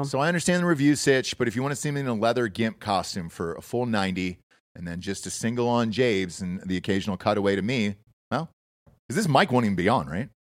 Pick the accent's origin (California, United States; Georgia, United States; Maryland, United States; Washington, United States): Georgia, United States; I grew up in Georgia